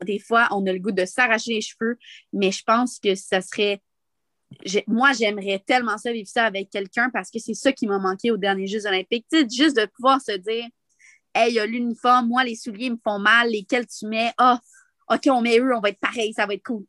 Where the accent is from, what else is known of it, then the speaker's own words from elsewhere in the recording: Montreal, Quebec, Canada; also born or lived in Val-Saint-Côme; moi, je viens de Montréal